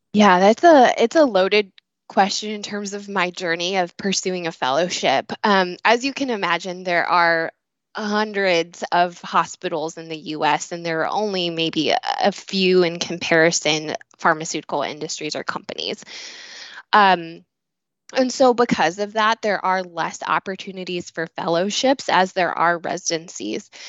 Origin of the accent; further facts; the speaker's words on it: Illinois, United States; moved away as an adult; also born or lived in Ohio; I was born and raised in Illinois